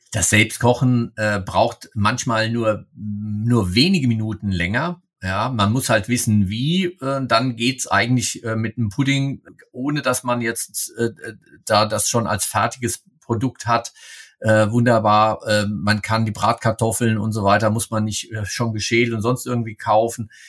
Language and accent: German; Hesse, Germany; Ich komme aus Hessen, äh, wo ich drauf geprägt bin